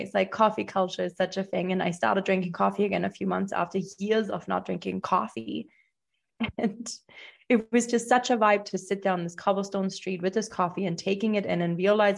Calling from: Buenos Aires, Argentina; I am tuning in from Buenos Aires, Argentina.

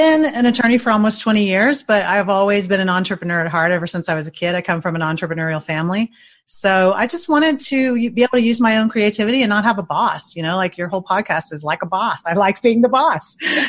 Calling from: Indianapolis, Indiana, United States; Indianapolis, Indiana.

